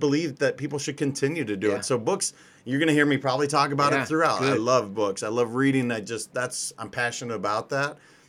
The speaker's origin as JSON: {"language": "English", "region": "Montana", "country": "United States", "tie": "born or raised there", "moved": "as an adult", "lives_now": "California, United States", "said": "So I'm originally from Montana. Grew up there until college, and then I moved to California shortly thereafter."}